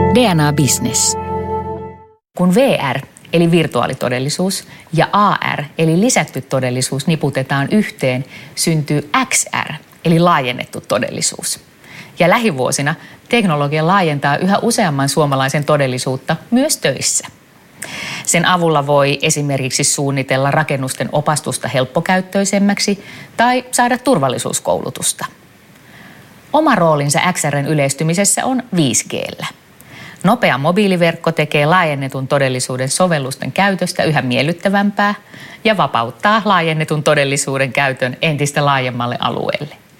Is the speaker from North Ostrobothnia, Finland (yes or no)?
no; Helsinki, Uusimaa, Finland; Rakas kotikaupunkini